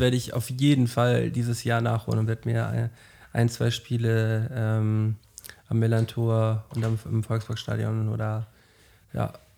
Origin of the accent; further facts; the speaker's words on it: Flensburg, Schleswig-Holstein, Germany; moved away as an adult; now in Hamburg, Germany; Ich bin ein Flensburger, der jetzt seit acht Jahren in Hamburg wohnt